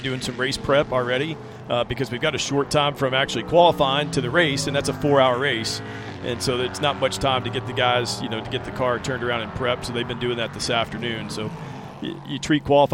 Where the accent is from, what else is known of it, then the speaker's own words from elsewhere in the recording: Nashville, Tennessee, United States; My hometown